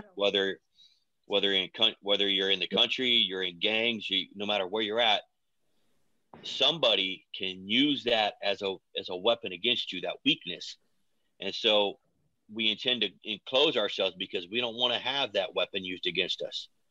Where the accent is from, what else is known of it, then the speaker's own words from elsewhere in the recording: Oregon, United States; also born or lived in Missouri / Lebanon, Oregon; I was born in Missouri, but kind of raised in Oregon. Adopted when I was little.